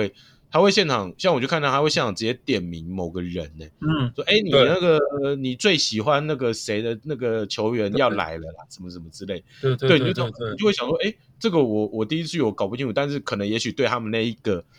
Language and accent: Chinese; Hsinchu, Taiwan; 我是新竹人，我真的就是会想要支持这些球